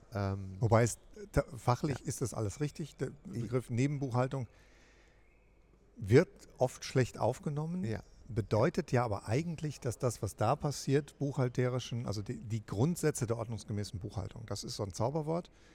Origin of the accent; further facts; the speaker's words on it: Rhineland, Germany; ich bin ja Rheinländer